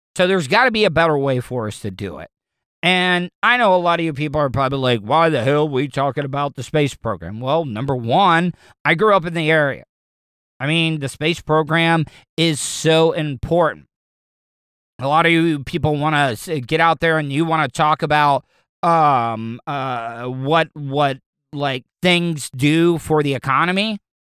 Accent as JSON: {"language": "English", "town": "De Leon Springs", "region": "Florida", "country": "United States", "tie": "born or raised there", "said": "I grew up in De Leon Springs"}